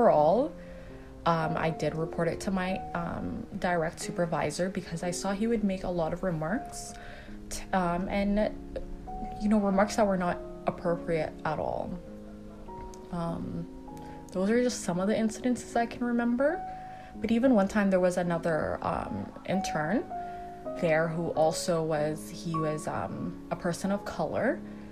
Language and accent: English; Canada; accent: Canadian; I was born and raised in Canada, I'm a Canadian